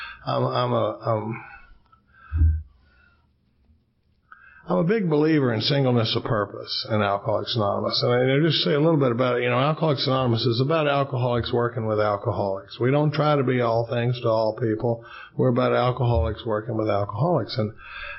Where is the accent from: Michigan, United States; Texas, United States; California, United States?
Texas, United States; Dallas; now in Austin, United States; I grew up in Dallas, Texas. We live in Austin, Texas now.